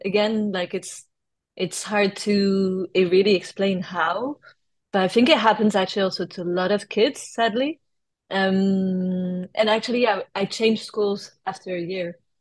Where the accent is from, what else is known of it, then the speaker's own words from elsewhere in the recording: France; accent: French; first language French; English is a second language; also born or lived in London / United States; now in United Kingdom; I grew up actually I was born in London and then I was in kindergarten in the US until I was 6 years old. And then my parents moved uh, back to France. They're both French. And uh, I grew up in France until I moved to the UK